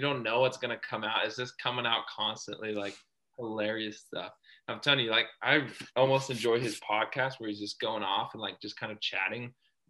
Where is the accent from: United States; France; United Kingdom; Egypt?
United States; Texas; I love him talking about the South because I grew up in Texas.